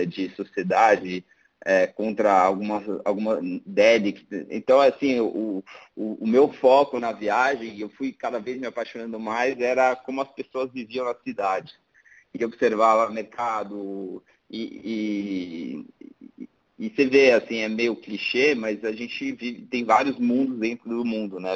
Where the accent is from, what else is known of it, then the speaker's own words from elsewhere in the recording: Brazil; somos brasileiros